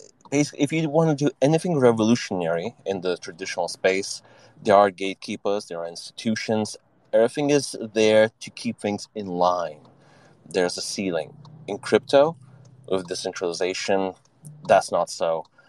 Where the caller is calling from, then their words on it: Vilnius, Vilnius County, Lithuania; So currently dialing in from cloudy Vilnius, Lithuania.